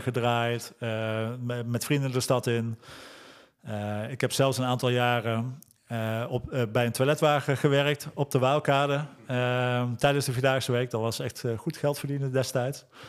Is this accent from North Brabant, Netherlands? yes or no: no; Lent, Gelderland, Netherlands; ik ben geboren en getogen in Lent